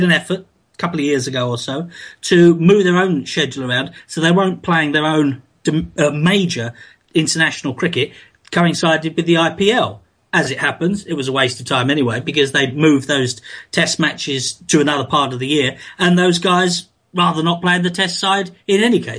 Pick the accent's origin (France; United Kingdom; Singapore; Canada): United Kingdom; England; now in Islamabad, Pakistan; I tend to sort of pitch myself as the Englishman covering the West Indies from Islamabad.